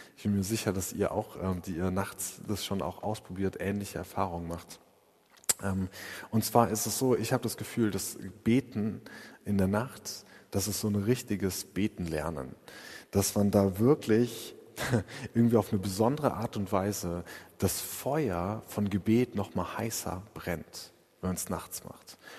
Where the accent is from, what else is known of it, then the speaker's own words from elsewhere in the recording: Freiburg, Baden-Württemberg, Germany; wie wir das als Freiburger machen